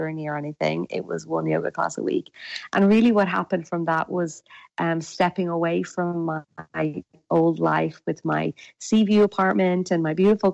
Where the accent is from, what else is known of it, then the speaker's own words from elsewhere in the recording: west coast of Ireland, Ireland; accent: Irish; I'm actually Irish, so my accent is Irish, and I'm from the west coast of Ireland.